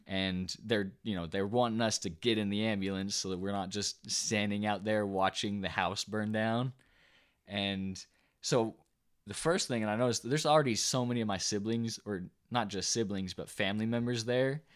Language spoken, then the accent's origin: English; the South, United States; we're, we're from the South